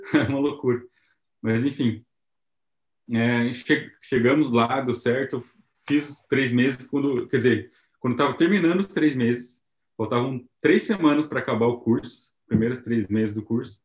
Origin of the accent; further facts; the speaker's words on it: Paraná, Brazil; moved away as an adult; now in Japan; a gente é do Paraná